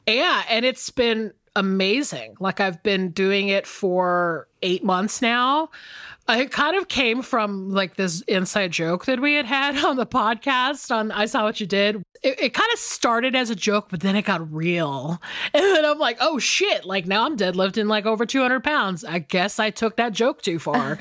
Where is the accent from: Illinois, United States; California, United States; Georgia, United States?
Georgia, United States; Atlanta; moved away as an adult; also born or lived in Los Angeles; now in Atlanta, United States; I'm back in Atlanta and I am hanging out with a lot of my old friends